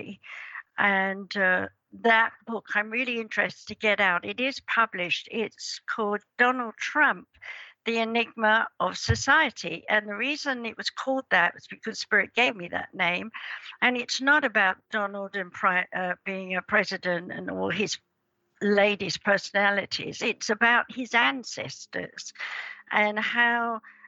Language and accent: English; England, United Kingdom; I was born in England in 1942 on Midsummer's Day